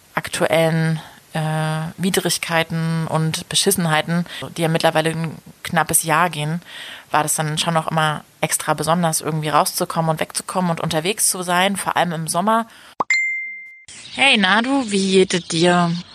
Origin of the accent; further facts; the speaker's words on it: Germany; now in Leipzig, Germany; wenn ich so nach Hause komme und dann so in dem, in, so Berlin bin oder im, im Umland, dass mir schon auch so der Dialekt